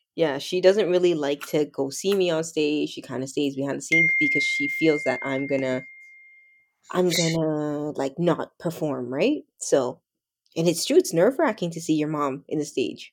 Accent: Toronto, Ontario, Canada; also born or lived in the islands (Caribbean); I grew up in Toronto, Canada

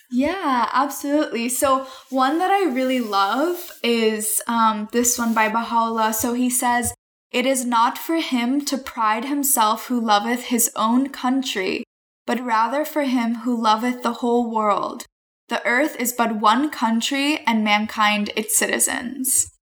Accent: Northern Virginia, United States; also born or lived in Haifa, Israel; I grew up in the Washington, D.C. area in Northern Virginia

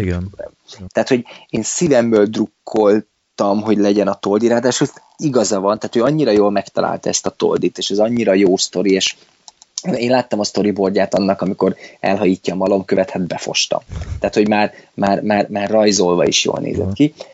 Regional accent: Miskolc, Borsod-Abaúj-Zemplén, Hungary; nem is budapesti vagyok, hanem miskolci

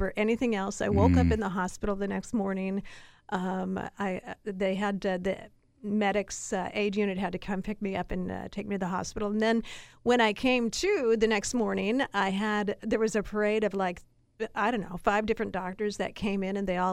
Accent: Seattle, Washington, United States; I grew up here in Seattle listening to King and KJR Radio

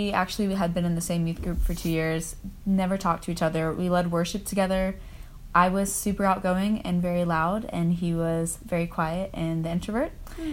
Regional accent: Nashville, Tennessee, United States; now in Chattanooga, United States; I am originally from Nashville. I'm apparently one of those rare Nashville natives. And now living in Chattanooga. I'm 23.

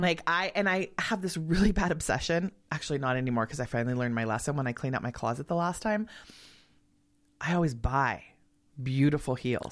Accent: Los Angeles, California, United States; moved away; also born or lived in Truckee; I grew up in L A. There was never snow.

